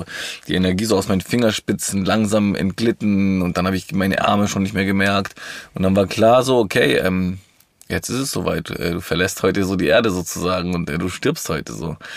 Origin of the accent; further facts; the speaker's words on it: Villingen-Schwenningen, Baden-Württemberg, Germany; born there; ich bin äh, im Schwarzwald in Flingen-Schwenningen geboren.